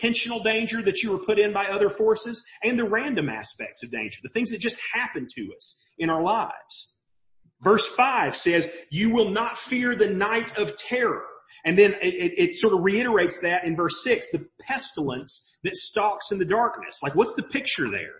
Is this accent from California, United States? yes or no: no; Mobile, Alabama, United States; now in Maryville, United States; I grew up in Mobile. And we get a lot of hurricanes in Mobile